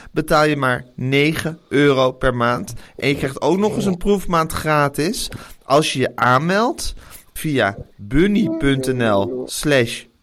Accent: Amsterdam, North Holland, Netherlands; Ik ben een Amsterdammer en vandaag gaan wij het hebben over een bedrijf dat is opgericht door een Arnhemmer en een Amsterdammer.

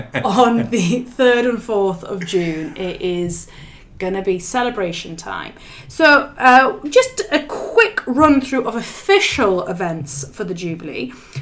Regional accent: Hadrian's Wall, North East England, United Kingdom; I grew up on the Roman Wall, which has since been rebranded Hadrian's Wall.

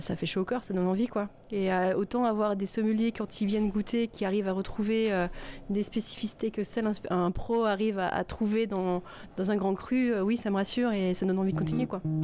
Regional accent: Munster valley, Soultzeren, Grand Est, France; moi, je viens, de, je viens de la vallée de Munster, je viens de Souzarène.

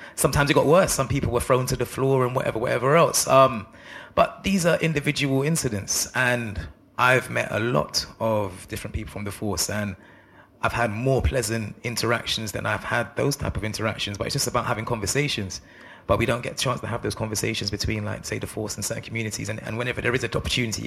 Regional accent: London, United Kingdom; Growing up where I grew up in Northwest London

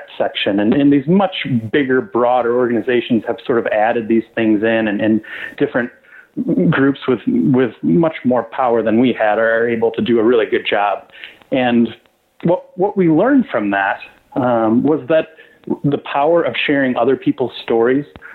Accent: West Michigan, United States; I grew up in West Michigan, a very conservative town

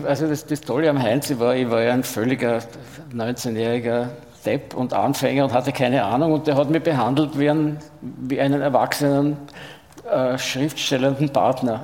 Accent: Vienna, Austria; aus Wien

